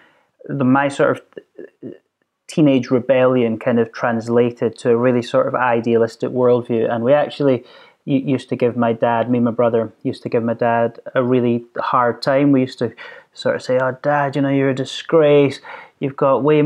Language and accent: English; Stirling, Scotland, United Kingdom; we grew up here in the countryside in Stirling